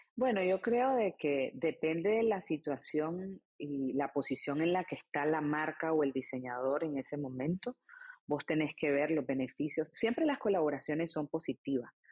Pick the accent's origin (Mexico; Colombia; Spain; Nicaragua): Nicaragua; moved away as an adult; also born or lived in Argentina; now in United States; como nicaragüense de 13 años